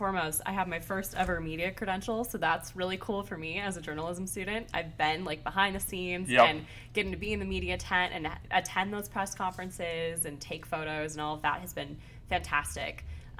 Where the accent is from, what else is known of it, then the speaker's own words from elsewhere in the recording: Lake Forest, Illinois, United States; Lake Forest, Illinois.